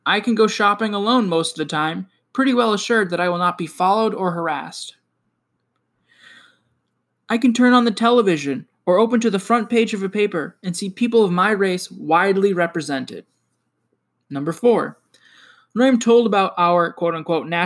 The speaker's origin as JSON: {"language": "English", "region": "Maine", "country": "United States", "also_born_or_lived": "Rochester, New York", "moved": "yes", "said": "I'm not from New York State. I'm from Maine originally. Had my main plates on my car."}